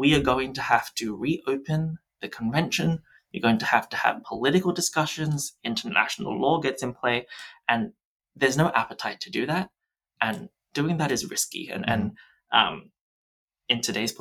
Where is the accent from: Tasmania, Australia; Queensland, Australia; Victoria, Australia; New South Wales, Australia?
New South Wales, Australia; where I'm from in New South Wales